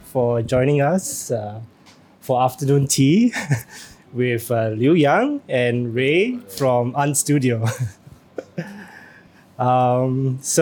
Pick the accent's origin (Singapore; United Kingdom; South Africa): Singapore; All Singaporeans, yeah, you know, I think myself included